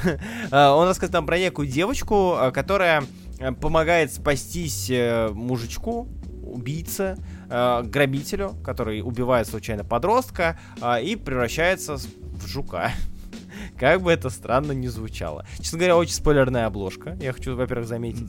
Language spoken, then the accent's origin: Russian; Saint Petersburg, Russia; Я как быдло из Питера